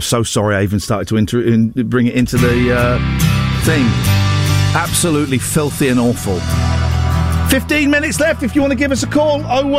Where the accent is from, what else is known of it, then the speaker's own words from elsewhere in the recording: South West England, United Kingdom; I'm from Cornwall. I do it from Cornwall.